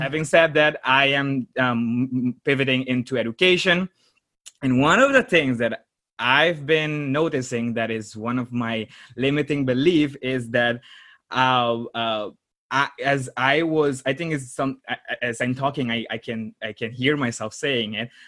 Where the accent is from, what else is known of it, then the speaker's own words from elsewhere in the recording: Aruba; moved away as an adult; now in Netherlands; I was born in Aruba, raised there, and uh, four years uh, um, in 2016 i moved to the netherlands to pursue my business degree